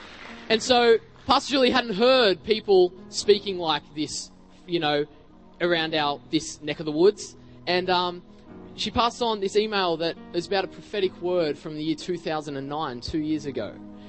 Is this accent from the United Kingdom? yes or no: no; Australia; As I walked in, I said, I'm an evangelist from Australia.